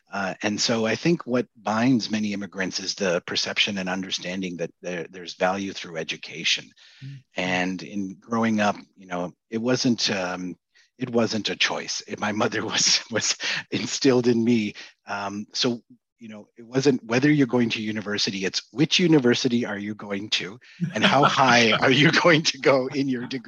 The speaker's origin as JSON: {"language": "English", "country": "Canada", "tie": "born or raised there", "said": "Yeah, so I grew up in the 70s and racism was abound"}